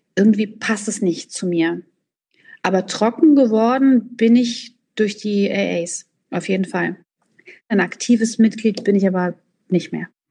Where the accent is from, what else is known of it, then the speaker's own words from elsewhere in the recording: Frankfurt, Hesse, Germany; meiner Heimatstadt in Frankfurt